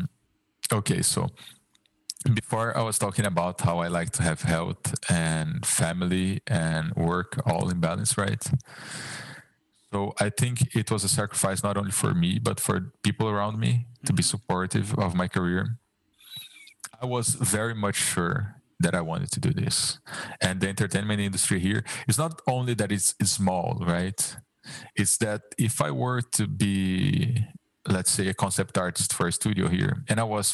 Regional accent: Brazil; English is a second language

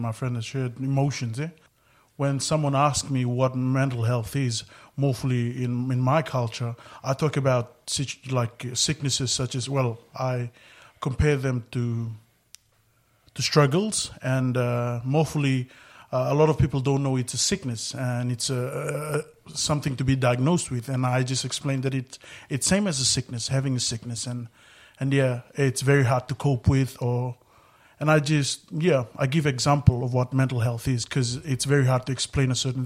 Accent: Fiji; I'm from Fiji

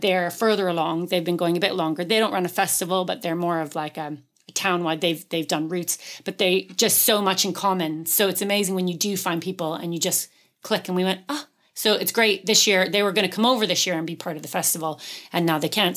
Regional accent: Canada; now in West Cork, Ireland; I'm Canadian, so moving here

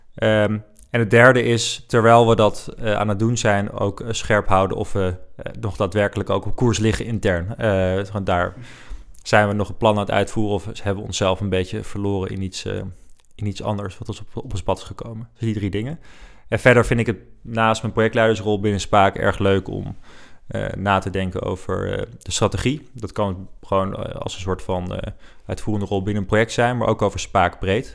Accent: Netherlands; Wij zijn Nederlanders

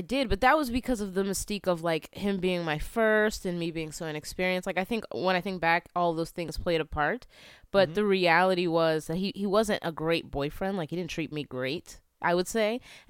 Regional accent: Philadelphia, Pennsylvania, United States; also born or lived in California; Yeah, so I moved around a lot, but I'm from the East Coast, like the Philly area.

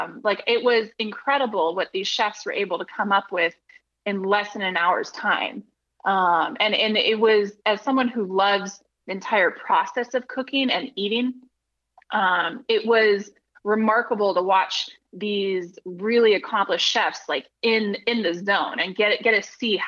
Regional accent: just outside of Napa Valley, California, United States; I grew up just outside of Napa Valley

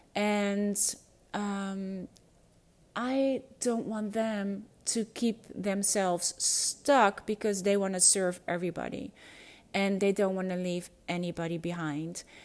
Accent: Netherlands; first language Dutch; English is a second language

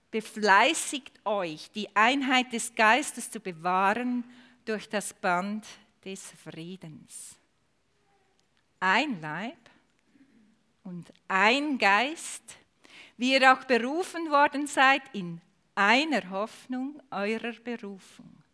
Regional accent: Aargau, Switzerland; accent: Aargau dialect; wenn ihr mit meiner Aargauer Mundart doch nicht zu Gang kommt. Ich kann auf Hochdeutsch umstellen.

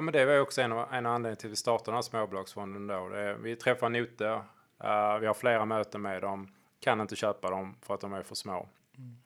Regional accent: Hörby, Skåne, Sweden; Hörby, där jag kommer från byn

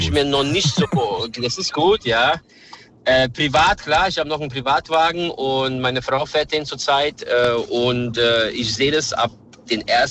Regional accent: Serbia; now in Germany; ich komme aus Serbien

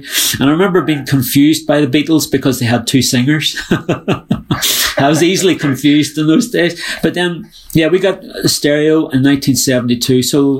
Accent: Ireland; because it was just such a violent time to be growing up in Ireland.

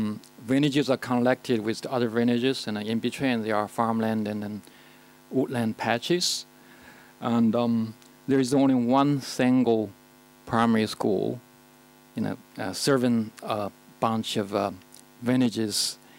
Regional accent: China; moved away; I was actually born in China in the 1970s and in the countryside. And obviously, I'm now living in the number one livable cities anywhere in the world, so I'm urban now.

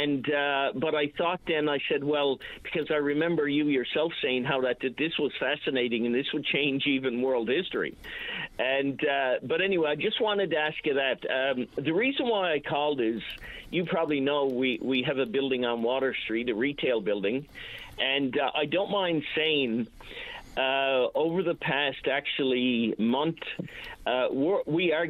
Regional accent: Newfoundland and Labrador, Canada; I'm a Newfoundlander

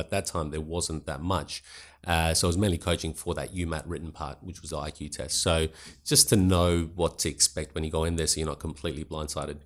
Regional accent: Adelaide, South Australia, Australia; also born or lived in Pakistan / Sydney / Roxby Downs; I grew up mainly in Adelaide

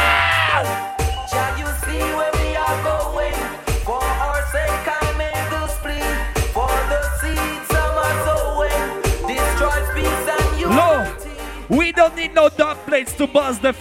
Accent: Poland; I come from Poland.

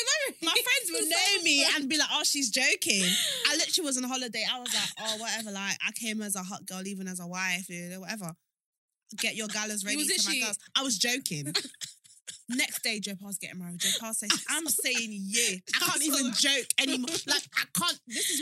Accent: Sierra Leone; born there; Because I was born in Sierra Leone. So like being here for so long, I'd forgotten that people are actually struggling.

